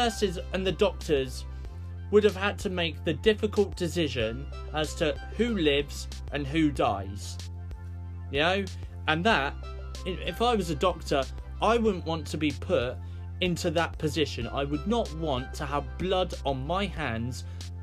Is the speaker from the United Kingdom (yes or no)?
yes; United Kingdom; we, as British people